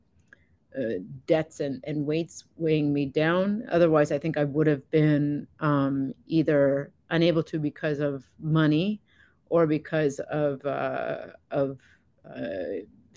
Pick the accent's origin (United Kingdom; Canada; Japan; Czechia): Canada; East Coast of Canada, Atlantic Canada; moved away as an adult; also born or lived in Fort McMurray, Alberta; I am from the East Coast of Canada, where we export a lot of labor to places like